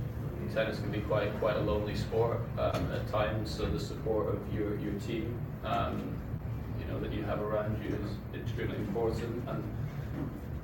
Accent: United Kingdom; being British

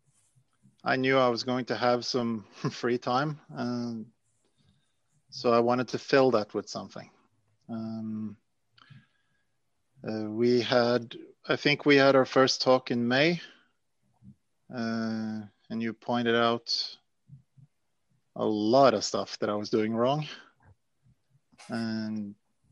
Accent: Norway; I'm from Norway

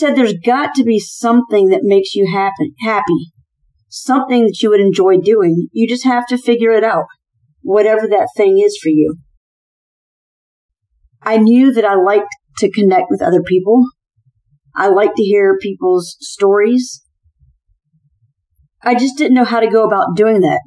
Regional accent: Charleston, South Carolina, United States; moved away as an adult; I'm originally from Charleston, South Carolina, which is where I entered into the military after a semester of college

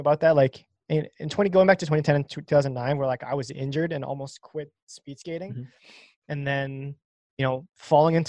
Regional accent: Canada; We're Canadian and we're Canadian speed skaters

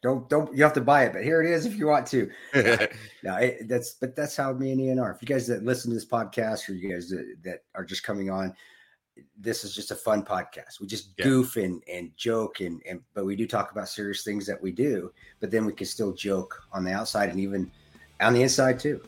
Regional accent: United States; as an American

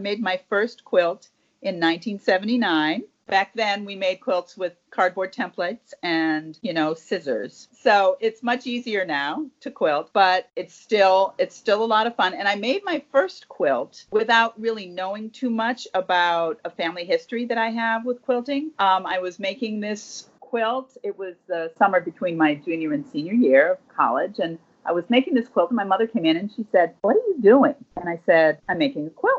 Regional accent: Chicago, Illinois, United States; now in Philadelphia, United States; I grew up in Chicago, but I moved to Philadelphia, 30 years ago

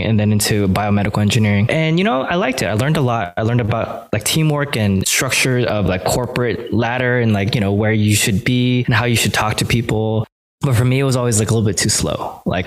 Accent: Los Angeles, California, United States; I grew up in LA, Hawthorne, Inglewood, to be exact

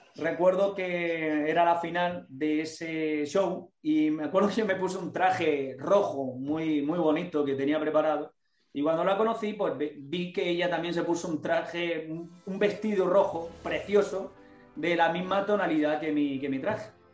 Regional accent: Spain; desde aquí, desde, desde España

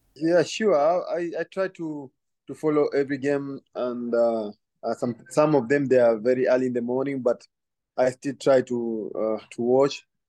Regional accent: Kenya; moved away; also born or lived in Belgium / Scotland; growing up in Kenya

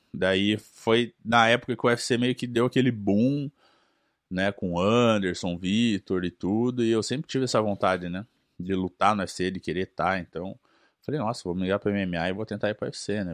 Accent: Brazil; moved away as an adult; now in United States; a gente sendo brasileiro, você nasce no Brasil

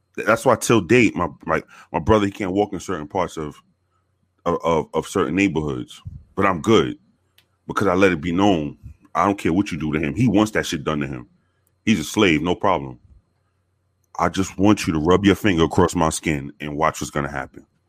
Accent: New York City, New York, United States; moved away; I was born in the South Bronx. Um, born and raised in the South Bronx

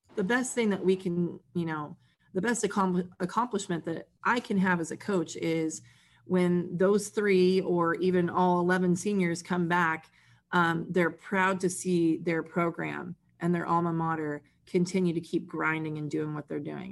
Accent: San Diego, California, United States; I grew up in San Diego

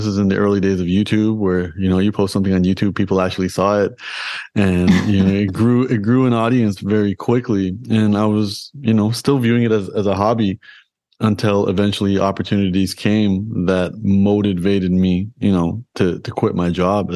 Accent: Toronto, Ontario, Canada; I was born and raised in Toronto in Canada

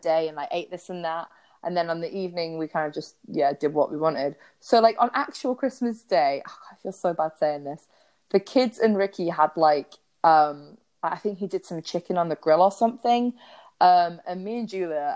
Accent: England, United Kingdom; we're from England

